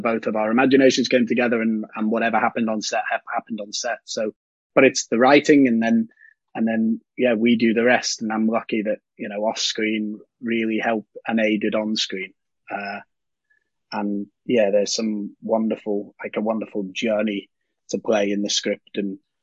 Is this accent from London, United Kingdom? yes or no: no; Liverpool, North West England, United Kingdom; me being from Liverpool